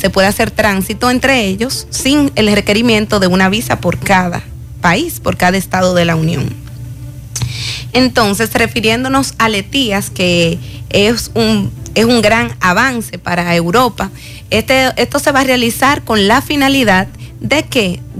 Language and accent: Spanish; Dominican Republic; Es decir, voy porque resulta que solicité como dominicano